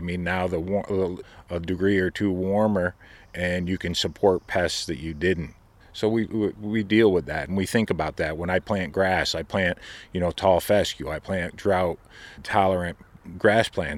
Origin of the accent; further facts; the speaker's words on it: Oneonta, New York, United States; moved away; I grew up in Oneonta, New York